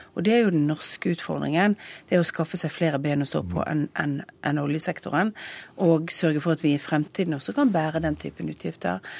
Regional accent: Western Norway, Norway; jeg kommer fra Vestlandet

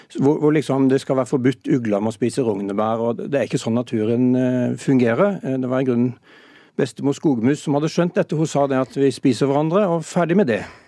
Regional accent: Sørlandet, Norway; Jeg er oppvokst på Sørlandet

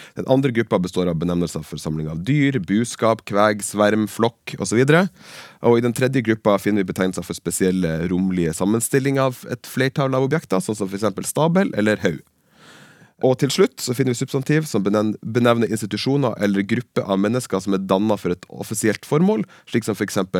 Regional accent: Bardufoss, Troms, Norway; at jeg er fra Bardufoss

